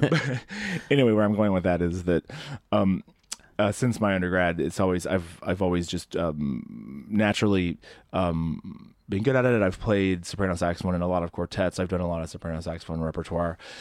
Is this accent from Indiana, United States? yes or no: yes; Southern Indiana, United States; I grew up in Southern Indiana